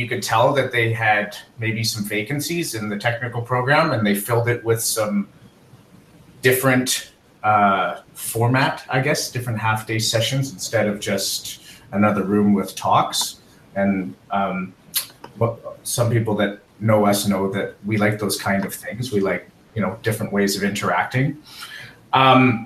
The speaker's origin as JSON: {"language": "English", "town": "Calgary", "region": "Alberta", "country": "Canada", "tie": "born or raised there", "moved": "yes", "lives_now": "Halifax, Canada", "said": "Calgary is my hometown"}